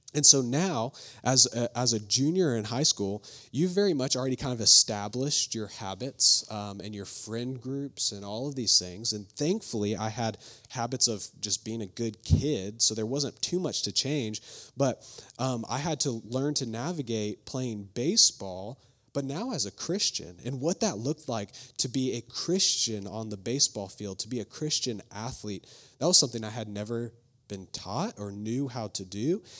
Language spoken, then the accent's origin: English; Flower Mound, Texas, United States; also born or lived in Fairfax, Virginia; I grew up in Flower Mound, Texas, just about thirty minutes away from here